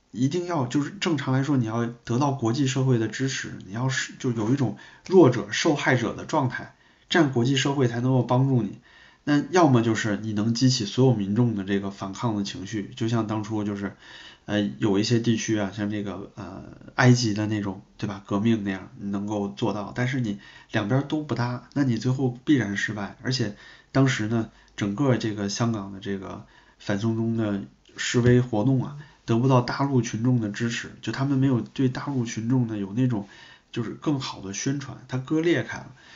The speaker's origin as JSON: {"language": "Chinese", "country": "China", "said": "我们中国人"}